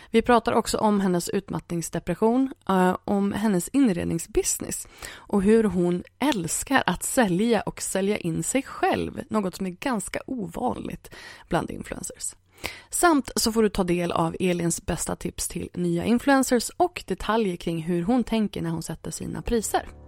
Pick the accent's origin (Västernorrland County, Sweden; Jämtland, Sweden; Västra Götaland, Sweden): Västra Götaland, Sweden; Gothenburg; jag är ju från Göteborg.